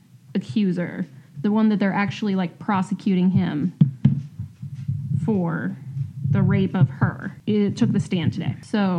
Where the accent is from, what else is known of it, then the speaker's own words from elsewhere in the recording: St. Louis, Missouri, United States; we're from St. Louis